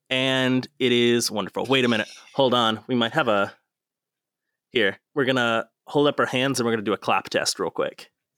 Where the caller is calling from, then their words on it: West Virginia, United States; I'm recording from West Virginia, so if there's any delays, please note that the internet is not great here now.